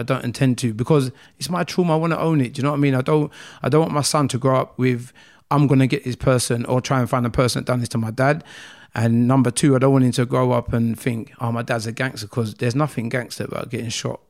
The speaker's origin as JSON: {"language": "English", "region": "London", "country": "United Kingdom", "tie": "born or raised there", "also_born_or_lived": "Nigeria", "said": "I grew up in Croydon, um, area, South Norwood, to be precise"}